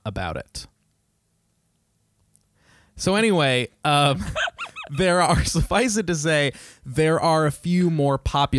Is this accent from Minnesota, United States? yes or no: yes; Minnesota, United States; my home state of Minnesota